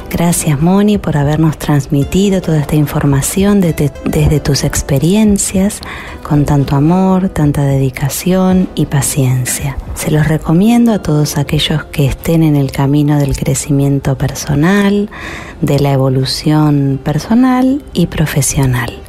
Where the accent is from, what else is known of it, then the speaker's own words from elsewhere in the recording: Uruguay; de Uruguay, eh, y bueno, la verdad que encantada de, haber podido participar de, este curso.